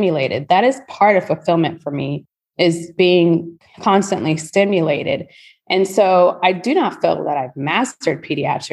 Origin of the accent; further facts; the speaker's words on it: College Station, Texas, United States; moved away as an adult; also born or lived in Houston, Texas; now in Spring, United States; I went back to my hometown. I don't know if anyone knows it, any listeners, but Aggieland, College Station, Texas, the home of Texas A&M University